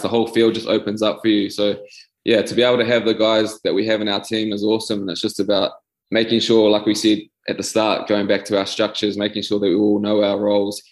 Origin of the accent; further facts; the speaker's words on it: New Zealand; moved away as an adult; now in France; growing up in New Zealand